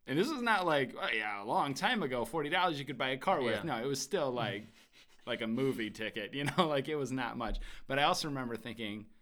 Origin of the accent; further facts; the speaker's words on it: Midwest, United States; I'm from the Midwest